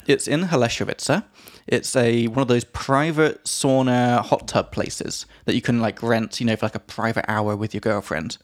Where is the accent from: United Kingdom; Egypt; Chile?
United Kingdom; England; from England